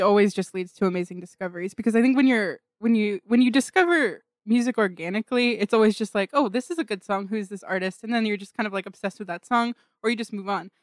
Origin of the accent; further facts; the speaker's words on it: Pleasanton, California, United States; I was born in Pleasanton, California